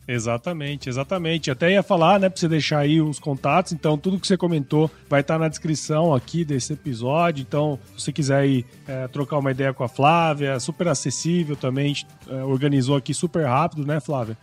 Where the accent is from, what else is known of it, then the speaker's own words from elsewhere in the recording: Mato Grosso, Brazil; eu sou de Mato Grosso